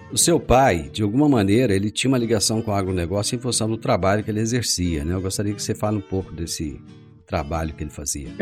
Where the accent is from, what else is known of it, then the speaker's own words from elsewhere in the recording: Rio Verde, Goiás, Brazil; hoje nós temos orgulho de dizer que somos de Rio Verde das Abóboras